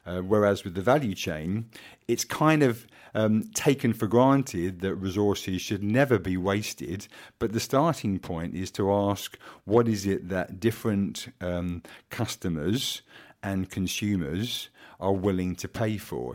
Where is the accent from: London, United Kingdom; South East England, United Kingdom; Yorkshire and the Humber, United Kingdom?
South East England, United Kingdom; Kent; I am the son of a pig farmer from Kent, not from Norfolk